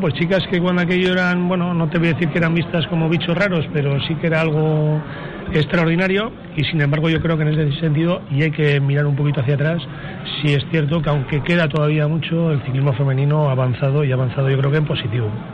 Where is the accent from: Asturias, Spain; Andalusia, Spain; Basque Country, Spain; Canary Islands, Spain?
Basque Country, Spain; Balmaseda; Balmaseda, que es donde yo comencé a dar mis primeras pedaladas de un chico que quería ser ciclista